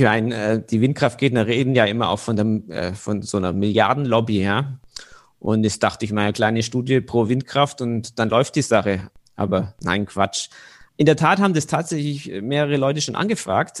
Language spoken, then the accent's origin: German; Bavarian Swabia, Germany; moved away as an adult; also born or lived in Bayreuth; in meinem Heimatdorf, wo ich aufgewachsen bin, das ist in Bayerisch-Schwaben